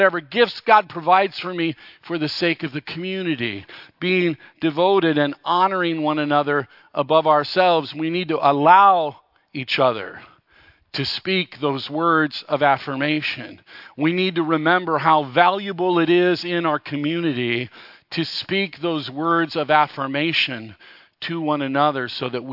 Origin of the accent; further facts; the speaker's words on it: Los Angeles, California, United States; I grew up in Los Angeles, just barely into the suburbs